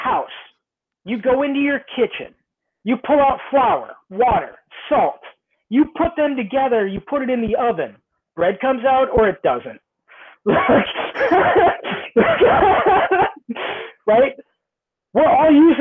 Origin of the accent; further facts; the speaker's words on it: Southern California, United States; I grew up in Southern California